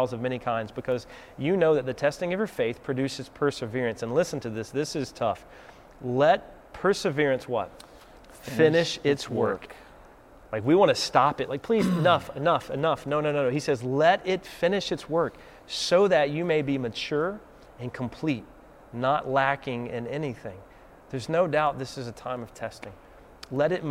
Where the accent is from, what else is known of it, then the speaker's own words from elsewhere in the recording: the South, United States; accent: Southern; Southerners out there like me, I'm going to get my Southern accent on